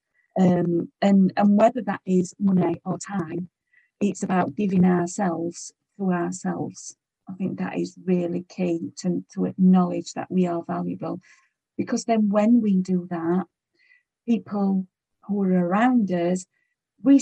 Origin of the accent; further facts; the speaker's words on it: United Kingdom; we're British